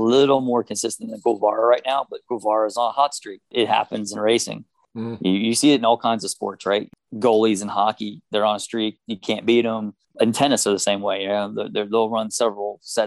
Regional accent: United States; as an American

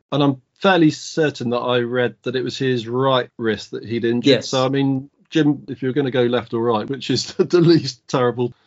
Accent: United Kingdom; as a Brit

